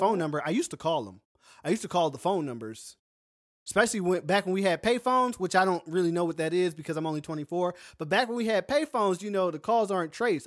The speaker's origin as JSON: {"language": "English", "country": "United States", "also_born_or_lived": "the South", "moved": "as an adult", "lives_now": "South Korea", "said": "I'm American"}